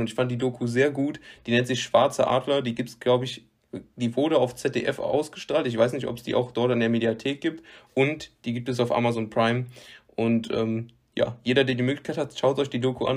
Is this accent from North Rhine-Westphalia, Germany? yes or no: yes; west of North Rhine-Westphalia, Germany; in meiner Heimatstadt